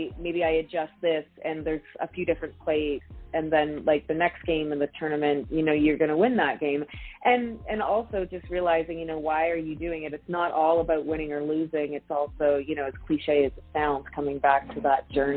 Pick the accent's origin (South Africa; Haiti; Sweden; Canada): Canada; New Brunswick; moved away; I'm from New Brunswick originally